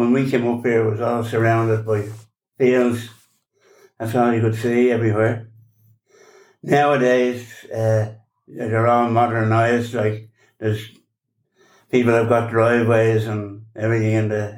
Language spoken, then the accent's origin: English; Dublin, Leinster, Ireland; also born or lived in Waterford; I was born in Waterford. And when I was three, we moved to Dublin.